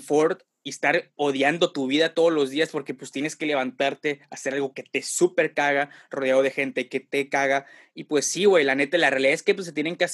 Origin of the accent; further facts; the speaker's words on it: Tampico, Tamaulipas, Mexico; moved away as an adult; Me fui de Tampico a la Ciudad de México, güey, por situaciones adversas, no para estudiar ni nada, güey.